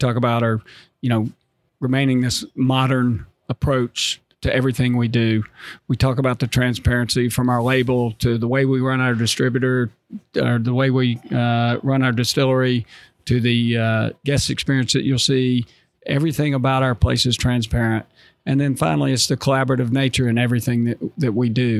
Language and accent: English; North Carolina, United States; moved away; I'm from North Carolina